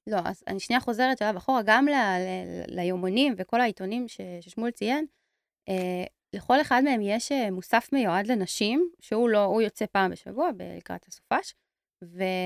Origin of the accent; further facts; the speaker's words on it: Tel Aviv, Tel Aviv District, Israel; אני תל אביבית